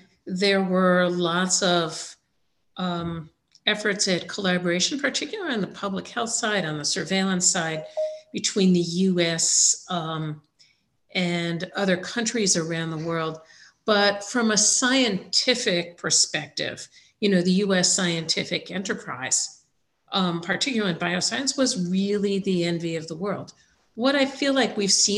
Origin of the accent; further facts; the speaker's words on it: United States; as an American now working with a number of global